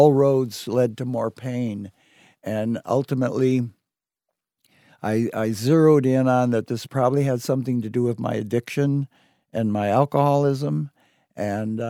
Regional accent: United States; But I'm an American, and I'm an American returned citizen

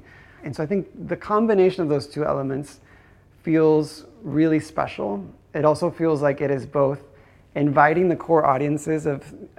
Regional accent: Guadalajara, Jalisco, Mexico; I think growing up in Guadalajara, my impressions of it, I think I must have seen some El Santo movie.

